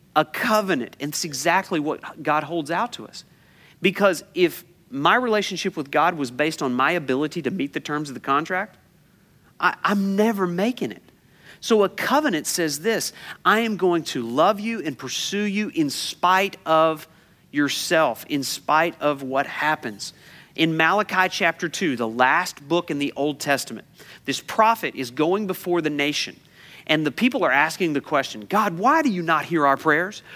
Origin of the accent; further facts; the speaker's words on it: United States; I'm an American